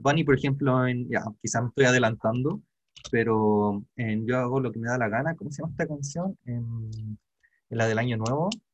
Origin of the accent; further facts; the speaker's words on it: Chile; yo también crecí en Pobla